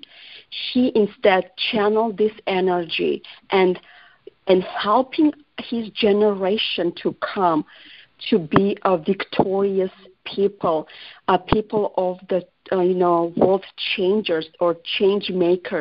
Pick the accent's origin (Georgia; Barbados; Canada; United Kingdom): Georgia; English is a second language; now in United States; I was born in Georgia and that's my fatherland, America is my home.